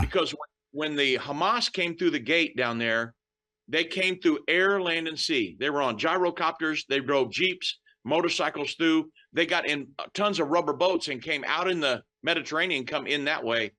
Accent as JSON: {"language": "English", "country": "United States", "tie": "born or raised there", "said": "I was born and raised in the United States"}